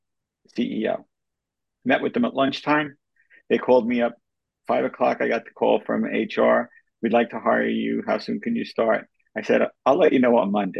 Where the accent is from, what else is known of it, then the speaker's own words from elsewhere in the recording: New York, United States; I'm from New York